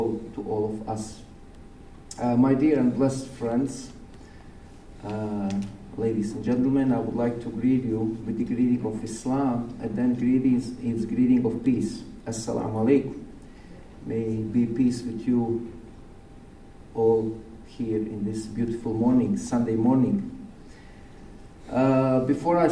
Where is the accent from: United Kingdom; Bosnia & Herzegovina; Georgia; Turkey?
Bosnia & Herzegovina; now in Oregon, United States; when I was second grade back in Bosnia.